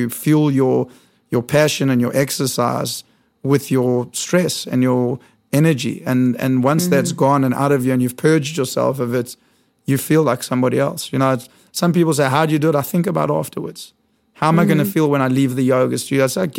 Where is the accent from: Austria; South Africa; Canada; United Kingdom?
South Africa; moved away as an adult; now in New York, United States; I was born in South Africa.